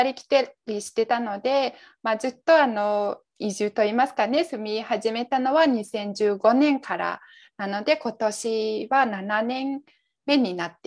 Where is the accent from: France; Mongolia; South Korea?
Mongolia; Japanese is a second language; moved away as an adult; now in Tokyo, Japan; 私、モンゴル出身で、今、日本に住んでます。会社員をやっています。会社で勤めながら、はい、東京にに住んでます。